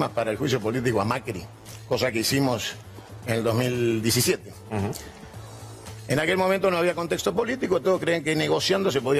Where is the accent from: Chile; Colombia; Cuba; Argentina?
Argentina; yo soy nacionalista argentino